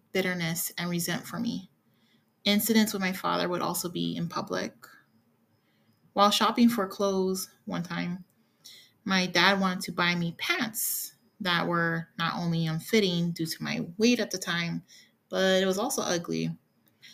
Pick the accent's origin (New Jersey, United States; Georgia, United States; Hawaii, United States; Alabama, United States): Hawaii, United States; moved away; also born or lived in California; I've been born and raised in Hawaii, lived in California for estimate a decade, and have been in the current red state for a year or over